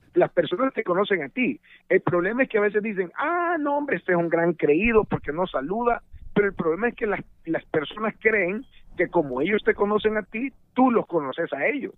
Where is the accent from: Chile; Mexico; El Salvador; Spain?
El Salvador; moved away as an adult; desde El Salvador, mi país de origen